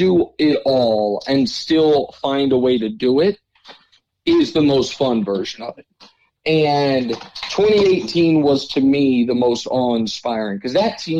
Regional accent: Kansas City, United States; I'm from Kansas City. And so I obviously grew up without a team. But I'm high school class of 03

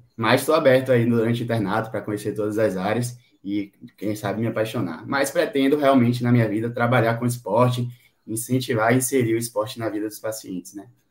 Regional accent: Salvador, Bahia, Brazil; eu sou de Salvador, Bahia

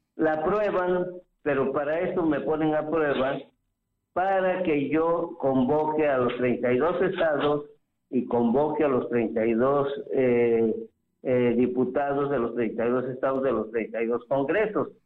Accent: Puebla, Mexico; moved away; Yo soy poblano

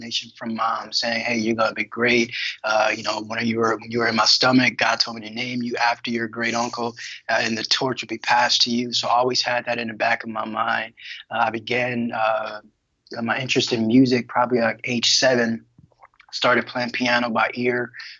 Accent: Detroit, Michigan, United States; I'm from Detroit, Michigan, born and raised

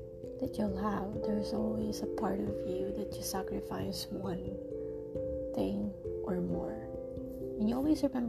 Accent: Philippines; moved away; I left my home country, and still my home, I would say, the Philippines

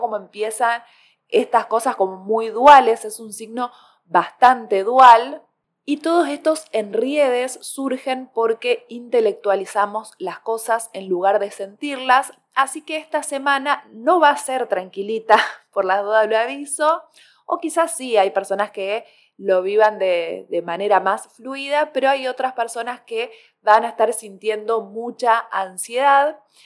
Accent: Córdoba, Argentina; soy cordobesa gente, así que la palabra segundear acá se escucha mucho

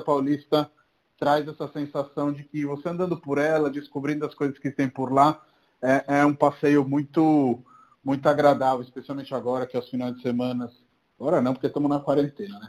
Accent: Rome, Lazio, Italy; Portuguese is a second language; moved away as an adult; also born or lived in Brazil; now in São Paulo, Brazil; sou de Roma, sou italiano, estou aqui no Brasil há 10 anos.

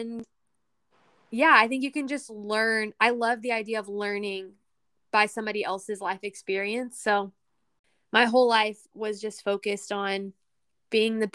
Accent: Texas, United States; my home state of Texas

